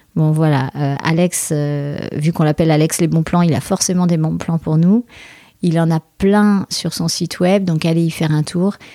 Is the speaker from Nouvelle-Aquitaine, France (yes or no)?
yes; Bordeaux, Nouvelle-Aquitaine, France; je suis bordelaise aussi